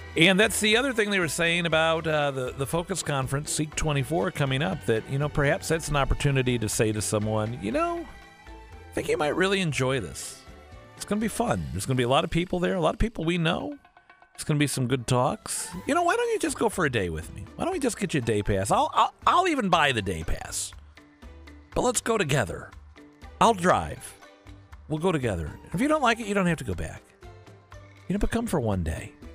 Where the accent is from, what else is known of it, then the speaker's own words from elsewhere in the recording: St. Louis, Missouri, United States; here in my hometown of Saint Louis.